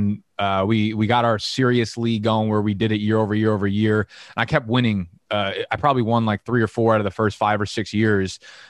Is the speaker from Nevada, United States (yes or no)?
no; New Jersey, United States; now in Brooklyn, United States; So I was actually born in Brooklyn down in Coney Island. I only lived there for a couple of years. Ended up moving to Jersey with my mom and my sister really young. And we were in Jersey for, I want to say like 25 years.